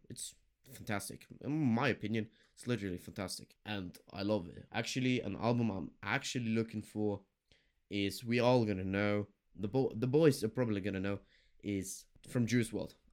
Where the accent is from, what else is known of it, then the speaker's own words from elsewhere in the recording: Germany; I'm from Germany